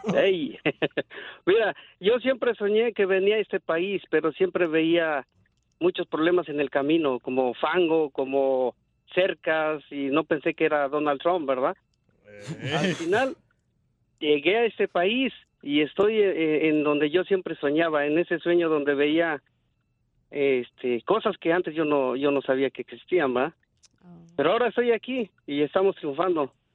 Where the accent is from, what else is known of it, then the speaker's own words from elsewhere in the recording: State of Mexico, Mexico; now in United States; soy del Estado de México